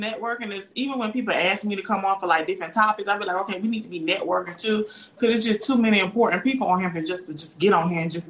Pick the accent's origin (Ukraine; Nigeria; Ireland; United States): United States; the South; accent: southern; I'm from the south.